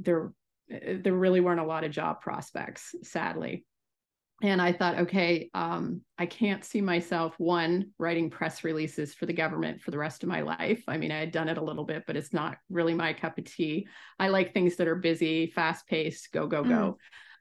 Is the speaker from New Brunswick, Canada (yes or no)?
yes; Salisbury, New Brunswick, Canada; moved away as an adult; also born or lived in Guelph, Ontario / Nova Scotia; now in Ontario, Canada; I grew up on the East Coast, so in Nova Scotia and New Brunswick.